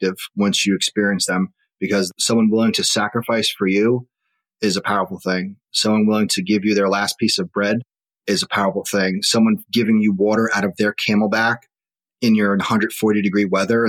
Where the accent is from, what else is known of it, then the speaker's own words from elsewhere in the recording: Long Island, New York, United States; I'm from Long Island, and I was a freshman in college when 9/11 occurred